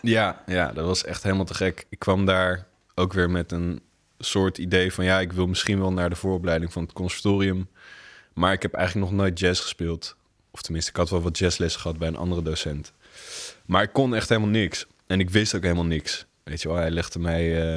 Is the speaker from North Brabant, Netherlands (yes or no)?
no; The Hague, South Holland, Netherlands; moved away as an adult; now in Rotterdam, Netherlands; ik ben inderdaad geboren en getogen in Den Haag